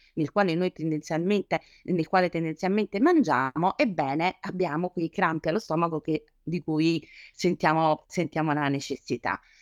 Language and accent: Italian; Naples, Campania, Italy; da buona napoletana